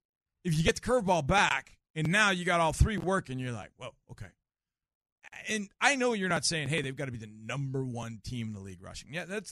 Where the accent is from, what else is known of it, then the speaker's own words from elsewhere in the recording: Texas, United States; I was from Texas